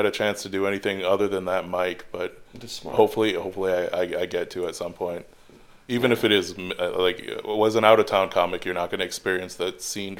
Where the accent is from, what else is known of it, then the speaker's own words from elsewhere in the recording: Detroit, Michigan, United States; coming from a murder capital myself, I'm from Detroit.